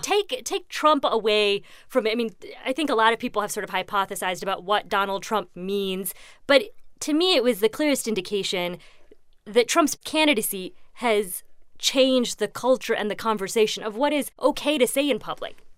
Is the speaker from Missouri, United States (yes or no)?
no; Indiana, United States; moved away; Indiana's my home state